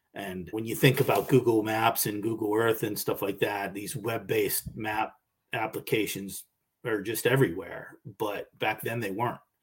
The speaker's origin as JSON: {"language": "English", "town": "Pittsburgh", "region": "Pennsylvania", "country": "United States", "tie": "born or raised there", "said": "I grew up in Pittsburgh"}